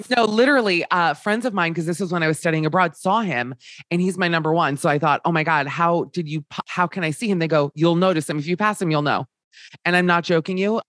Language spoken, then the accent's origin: English; Miami, Florida, United States; Being Jewish, uh, we and growing up in Miami